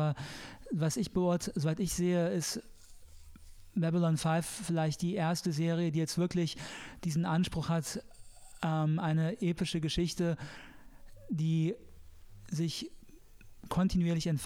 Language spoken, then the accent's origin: German; Saarland, Germany; als Saarländer, ich meine alle katholischen